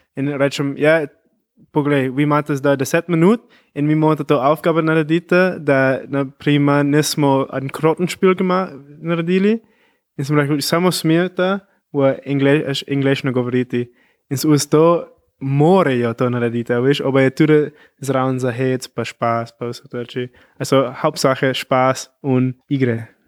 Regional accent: California, United States; first language English; Slovenian is a second language; moved away; native speaker, jaz pridem iz Kalifornije, mogoče pa slišiš moj akcent.

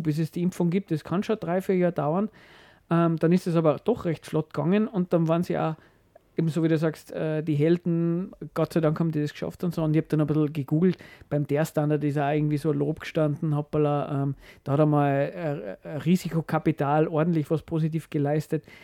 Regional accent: Austria; bei uns in Österreich

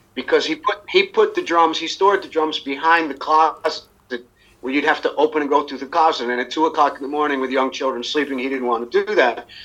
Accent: Ossining, New York, United States; moved away as an adult; now in Vienna, Austria; I was born in Ossining, New York.

